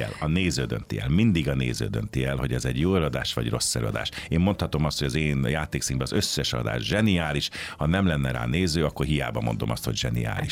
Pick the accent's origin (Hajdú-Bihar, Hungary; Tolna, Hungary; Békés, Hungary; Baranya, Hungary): Baranya, Hungary; Pécs; moved away as an adult; now in Budapest, Hungary; én Pécsi vagyok, tehát a szüleim is ott éltek, édesapám is ott volt orvos